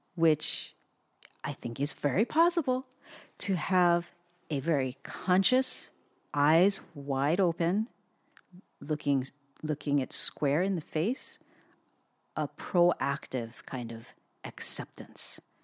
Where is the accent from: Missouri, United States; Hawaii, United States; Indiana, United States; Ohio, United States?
Hawaii, United States; also born or lived in Southern California; now in Portland, United States; we were just born and raised in Hawaii